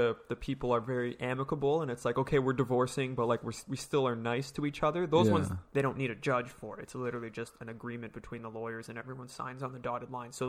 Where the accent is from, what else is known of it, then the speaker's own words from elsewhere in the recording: Canada; part of our rights as a Canadian